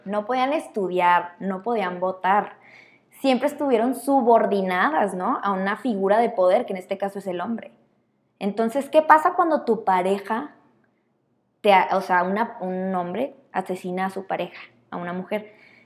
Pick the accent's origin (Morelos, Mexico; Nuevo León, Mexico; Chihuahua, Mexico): Chihuahua, Mexico; crecimos aquí en México, en Chihuahua